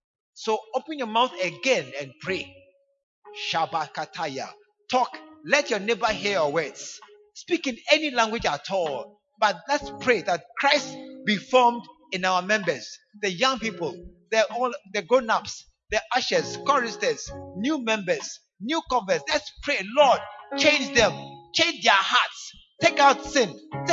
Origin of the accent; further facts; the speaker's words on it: New York, United States; I'm from New York. I'm a citizen of the U. I'm just passing through Ghana.